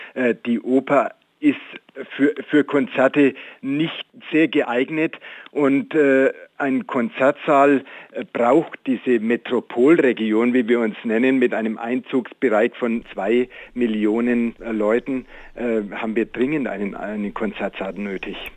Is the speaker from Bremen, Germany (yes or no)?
no; Nuremberg, Bavaria, Germany; wir Nürnberger